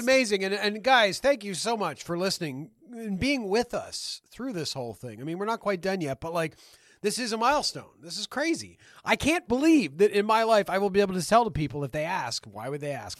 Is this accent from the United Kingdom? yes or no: no; Canada; we're from Canada.